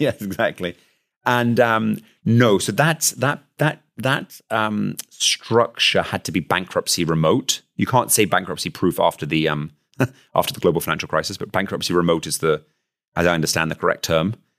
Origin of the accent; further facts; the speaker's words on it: United Kingdom; accent: British; now in Luxembourg; my accent, which is clearly British